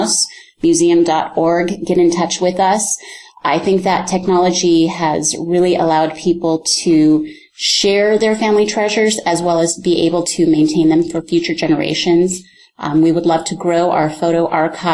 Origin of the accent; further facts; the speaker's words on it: Sacramento, California, United States; So Sacramento would be my hometown